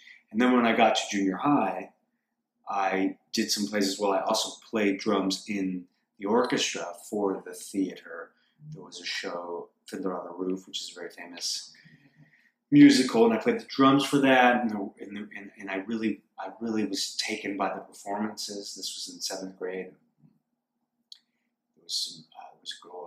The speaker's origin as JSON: {"language": "English", "town": "Los Angeles", "region": "California", "country": "United States", "tie": "born or raised there", "said": "I grew up here in Los Angeles, one of the rare few unicorns, local natives"}